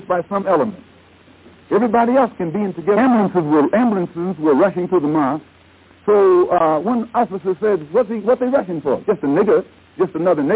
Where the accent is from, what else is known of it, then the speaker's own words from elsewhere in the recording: Omaha, Nebraska, United States; I was born in America. Where? In Omaha, Nebraska